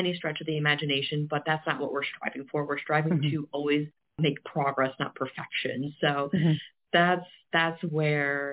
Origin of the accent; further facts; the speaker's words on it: Olean, New York, United States; now in Pennsylvania, United States; we're also in Olean, New York, and Western New York, which seems very random, but it's my hometown.